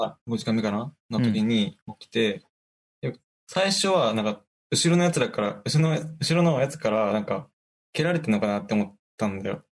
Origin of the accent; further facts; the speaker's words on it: Aichi, Japan; 出身は愛知県です